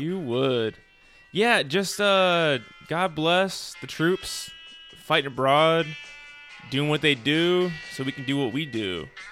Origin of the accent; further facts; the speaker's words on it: United States; being American